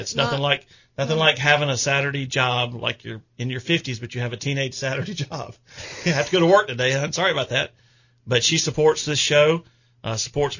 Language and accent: English; Columbia, South Carolina, United States; I was born in June of 67. At the Columbia Baptist Hospital in Columbia, right there where we're listening to now